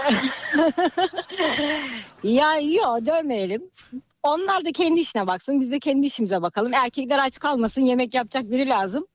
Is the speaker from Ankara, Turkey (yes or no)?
no; Bursa, Turkey